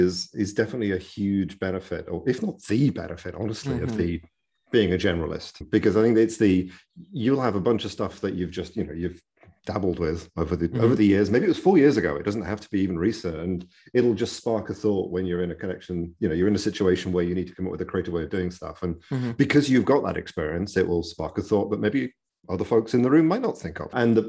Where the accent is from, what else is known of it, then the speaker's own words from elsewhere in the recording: United Kingdom; accent: British; now in California, United States; Well, having a British accent definitely helps